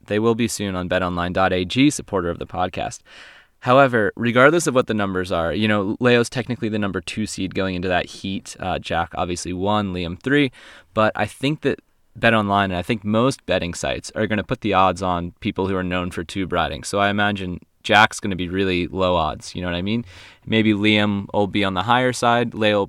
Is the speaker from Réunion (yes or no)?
yes; Réunion; Her backhand, to me, growing up in Reunion, it's really strong.